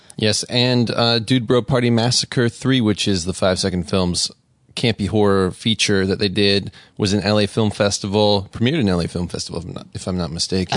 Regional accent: Las Vegas, Nevada, United States; I'm from Vegas

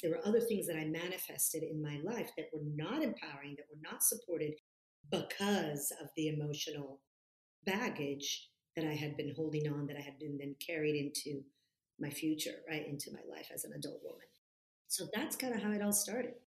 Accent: Florence, Tuscany, Italy; moved away as an adult; also born or lived in California; my hometown is in Florence, so I was born and raised in Florence, Italy, and I was there for the first 20 years of my life until I moved to California to go to college

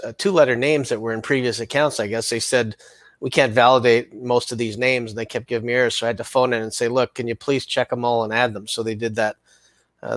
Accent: Canada; I'm Canadian

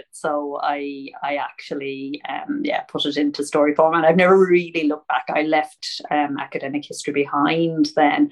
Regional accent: Ireland; also born or lived in St Leonards-on-Sea, England; now in London, United Kingdom; I'm an Irish indie author. I live in London, though, London, England, and St. Leonard's-on-Sea.

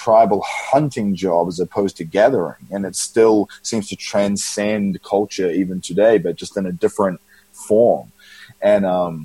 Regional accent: Auckland, New Zealand; moved away; In New Zealand, Auckland, New Zealand

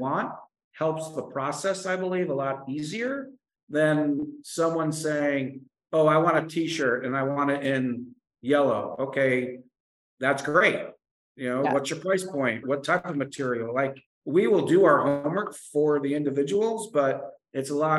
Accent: Connecticut, United States; moved away; I'm originally from Connecticut

